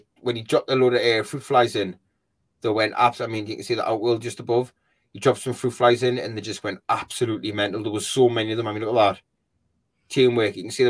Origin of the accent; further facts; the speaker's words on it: Newcastle upon Tyne, North East England, United Kingdom; I'm a Geordie, mate. Honestly, I take the piss out of everything.